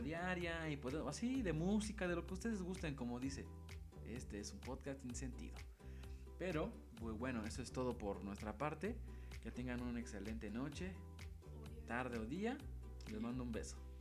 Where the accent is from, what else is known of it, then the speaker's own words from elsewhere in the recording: Mexico; como buen mexicano